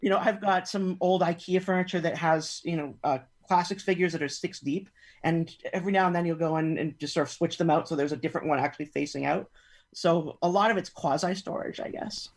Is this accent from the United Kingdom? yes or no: no; Canada; now in California, United States; even though I'm based in California now, that I'm originally from Canada